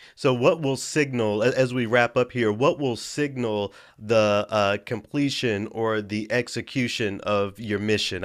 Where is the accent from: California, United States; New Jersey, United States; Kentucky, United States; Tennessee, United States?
Tennessee, United States; Memphis; I'm from Memphis. So being in a, a predominantly black city